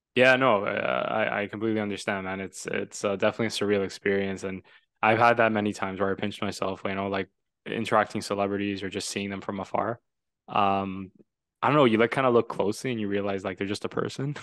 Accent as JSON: {"language": "English", "town": "Toronto", "region": "Ontario", "country": "Canada", "tie": "born or raised there", "said": "I'm from Toronto. Love Toronto. I was born there"}